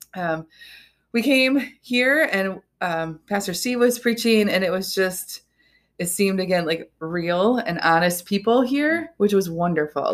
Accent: Hudsonville, Michigan, United States; also born or lived in Jenison, Michigan; now in Holland, United States; we grew up in Hudsonville, Jenison, and then when we got married, we stayed

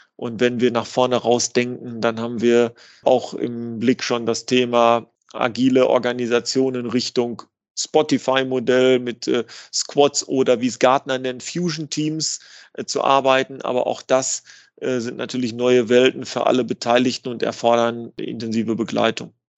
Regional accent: Dortmund, North Rhine-Westphalia, Germany; ich komme aus Dortmund

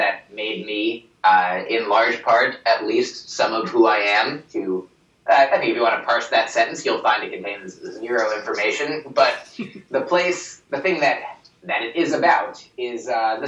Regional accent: New Jersey, United States; I grew up in New Jersey

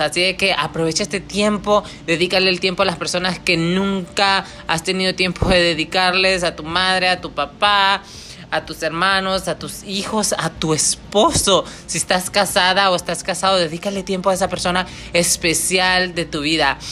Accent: Honduras; now in Michigan, United States; viene de un pueblo muy chico en Honduras, yo soy catracha

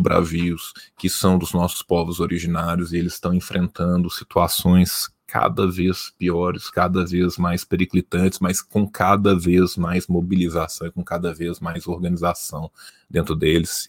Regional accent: Belo Horizonte, Minas Gerais, Brazil; Eu sou mineiro, eu sou de Belo Horizonte

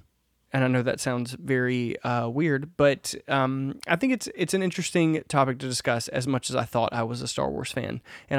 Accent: Southern United States, United States; We talk about growing up in the South.

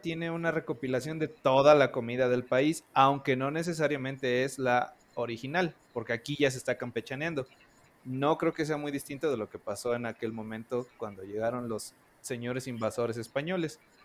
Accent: Veracruz, Mexico; now in Mexico City, Mexico; yo soy originario de Veracruz, pero vivo en el Distrito Federal.

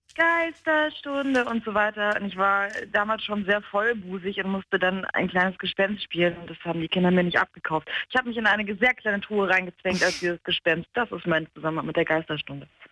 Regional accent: England, United Kingdom; moved away; wir kommen aus England

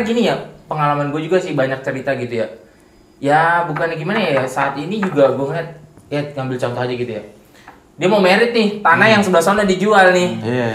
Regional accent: Betawi, Jakarta, Indonesia; gua latar belakangnya gua asli orang Betawi

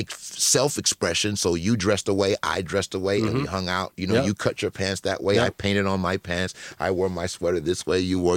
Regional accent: Los Angeles, California, United States; And in my neighborhood of South Central at the time, there wasn't a lot of schools that had the materials to educate a kid with low vision.

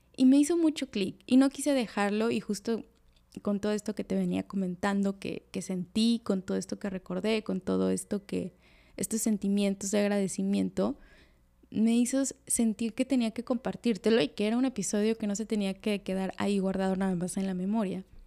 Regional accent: Veracruz, Mexico; now in Cancún, Mexico; soy de Veracruz y que ahorita en estos momentos estoy viviendo en Cancún

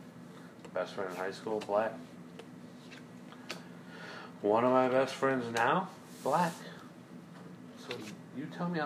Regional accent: Detroit, Michigan, United States; also born or lived in Taylor, Michigan; I grew up in Southwest Detroit.

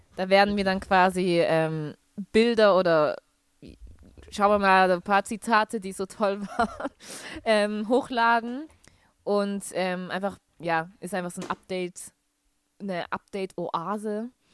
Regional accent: Stuttgart, Baden-Württemberg, Germany; moved away as an adult; also born or lived in Sulzbach-Rosenberg; now in Osnabrück, Germany; gebürtige Stuttgarterin. Ähm, bin, wohne jetzt aber momentan in Osnabrück.

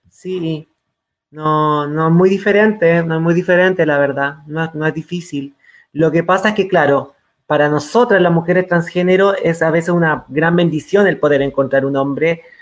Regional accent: San Felipe, Valparaíso, Chile; estoy viviendo en el campo y soy del campo de San Felipe, de Yayay, de Catemu, de, eh, de los Andes

